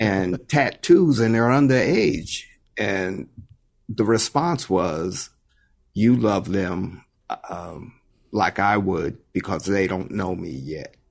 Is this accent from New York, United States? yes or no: yes; White Plains, New York, United States; moved away as an adult; also born or lived in San Jose, California; born and raised in White Plains, New York